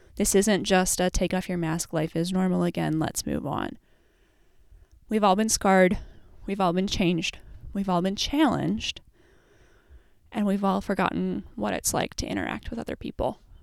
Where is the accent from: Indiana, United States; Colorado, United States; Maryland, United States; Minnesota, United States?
Minnesota, United States; we're Minnesotan